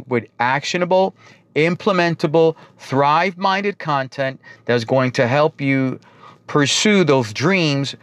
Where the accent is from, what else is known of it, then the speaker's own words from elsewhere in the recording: New York, United States; accent: New York; they pick up my New York accent right away